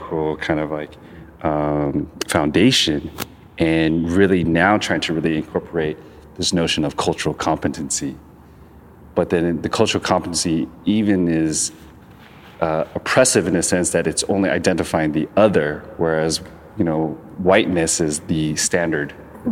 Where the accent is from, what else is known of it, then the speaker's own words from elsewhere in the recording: Long Beach, California, United States; I'm from Long Beach